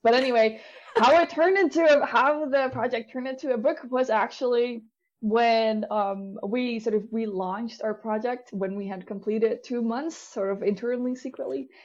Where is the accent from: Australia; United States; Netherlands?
Netherlands; I'm from the Netherlands. I live right outside of Amsterdam.